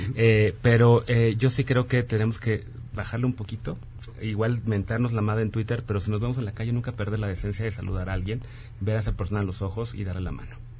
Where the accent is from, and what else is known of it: Mexico